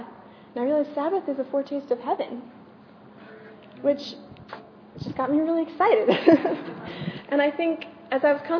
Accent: France; also born or lived in Germany; my parents were Americans, but I grew up in France, but I went to school in Germany

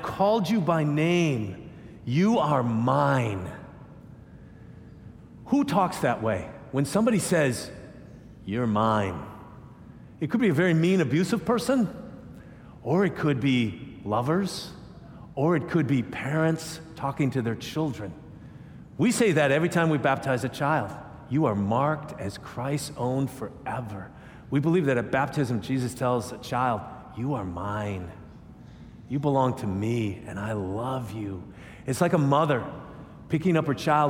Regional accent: United States; I'm an American

